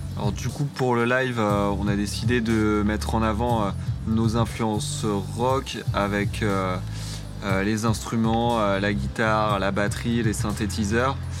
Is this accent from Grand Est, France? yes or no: no; Paris and Montreuil, Île-de-France, France; on est trois, on est originaire de Paris et de Montreuil dans le 93